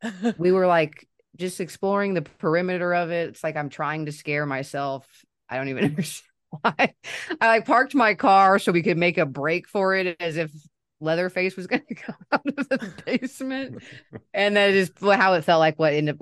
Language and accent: English; Kansas City, United States; I'm from Kansas City and I still live here.